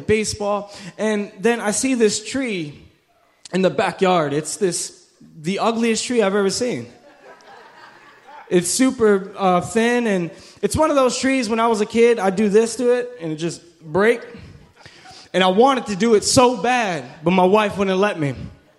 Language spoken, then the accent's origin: English; New York, United States; now in Orlando, United States; Listen, when I moved to Orlando from New York, I thought that was the country. I thought Orlando was the country.